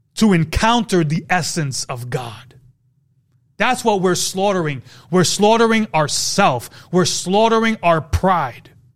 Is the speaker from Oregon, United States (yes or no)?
no; New York City, New York, United States; I'm from New York, Brooklyn